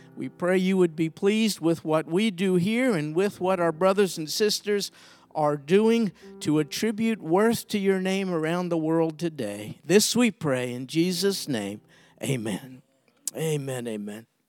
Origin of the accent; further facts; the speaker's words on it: New York City, New York, United States; I grew up in Brooklyn, New York